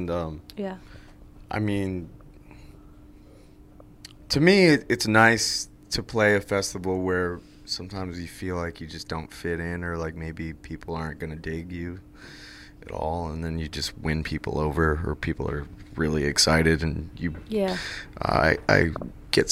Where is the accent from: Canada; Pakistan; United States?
United States; Greenwich, New York; I are from a very small, small town that's probably not even dotted on a map, called Greenwich, New York